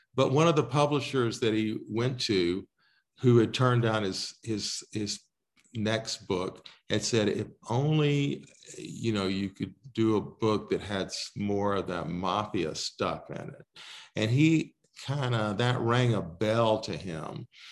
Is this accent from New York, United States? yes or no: no; Texas, United States; now in Colorado, United States; I grew up in Texas